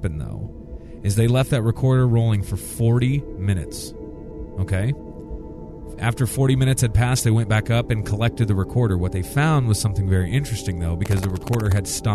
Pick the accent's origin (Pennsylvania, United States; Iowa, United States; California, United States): Iowa, United States; I grew up in Iowa, and we have a lot of cattle and things like